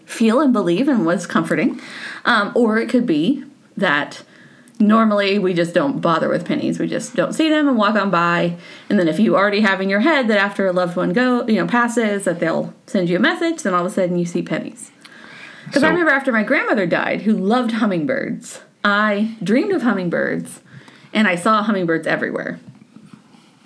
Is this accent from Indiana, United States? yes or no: yes; Indiana, United States; I'm from Indiana, and I took Latin.